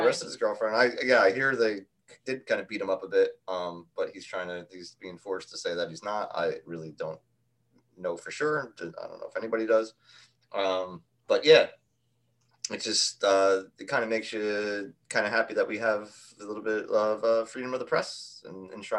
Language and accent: English; New York, United States; we're from New York.